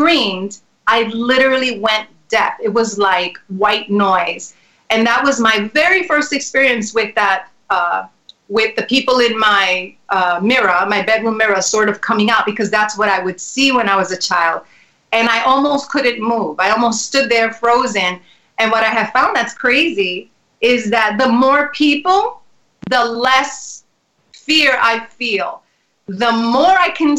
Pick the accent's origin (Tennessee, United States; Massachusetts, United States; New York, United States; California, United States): New York, United States; New York City; also born or lived in Spanish Harlem; I was born there, and I was raised in the South Bronx when it was the burning times.